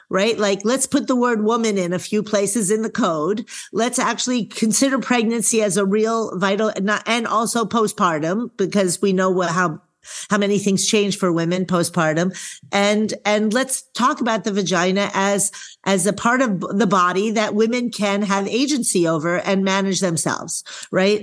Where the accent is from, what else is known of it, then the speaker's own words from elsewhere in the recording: New York, United States; now in Eugene, Oregon, United States; I'm a girl from New York